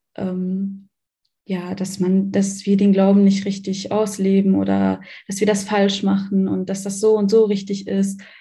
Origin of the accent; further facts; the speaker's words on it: Germany; Ich bin in Deutschland geboren und aufgewachsen